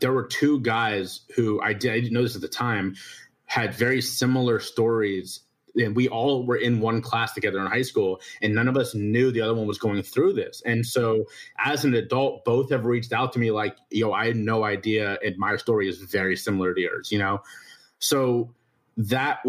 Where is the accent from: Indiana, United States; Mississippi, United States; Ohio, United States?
Ohio, United States; Cincinnati; moved away as an adult; now in South Carolina, United States; I was born in Cincinnati, Ohio, the oldest of four boys